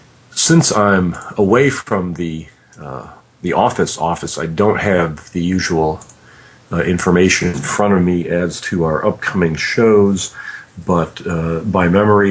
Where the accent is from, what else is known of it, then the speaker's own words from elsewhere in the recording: Detroit, Michigan, United States; I was born in Detroit, Michigan